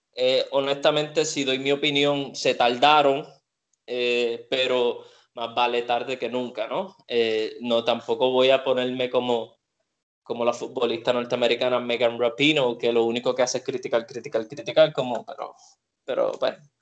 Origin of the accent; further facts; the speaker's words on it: Puerto Rico; aquí con nuestro deporte en Puerto Rico